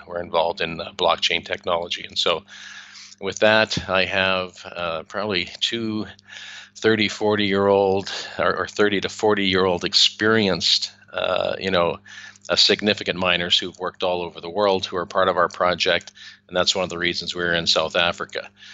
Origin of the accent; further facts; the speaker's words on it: Canada; now in Spain; i am a Canadian originally